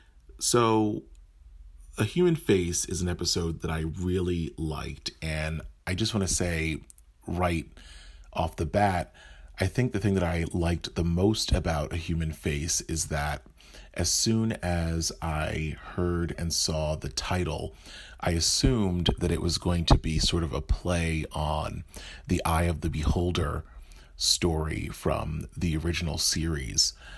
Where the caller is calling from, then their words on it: New Jersey, United States; I'm calling in from New Jersey